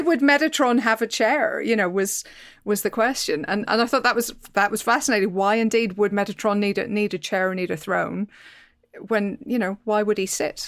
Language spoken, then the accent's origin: English; Northern Ireland, United Kingdom; I come from Northern Ireland, so I, I grew up near the Giant's Causeway